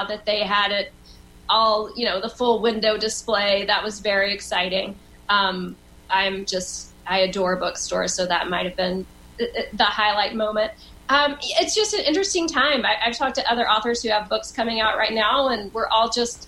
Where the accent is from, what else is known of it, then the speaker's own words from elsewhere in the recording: Liberty, Texas, United States; moved away as an adult; also born or lived in Austin, Texas / Houston, Texas; now in New York City, United States; I grew up in Liberty my entire life till I went to college